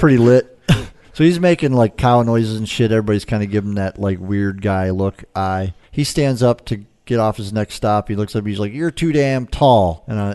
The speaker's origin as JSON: {"language": "English", "town": "Detroit", "region": "Michigan", "country": "United States"}